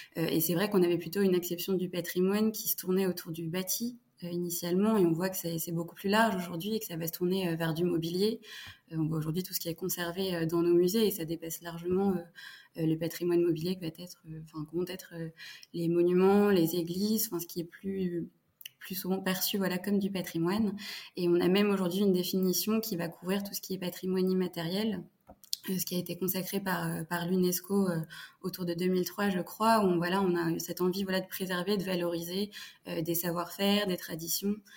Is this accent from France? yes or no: yes; Fontainebleau, Île-de-France, France; j'ai grandi à Fontainebleau, donc dans le, le sud de Paris, en Ile-de-France